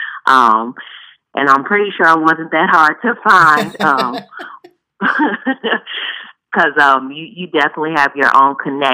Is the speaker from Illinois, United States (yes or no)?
yes; Chicago, Illinois, United States; growing up in Chicago was quite challenging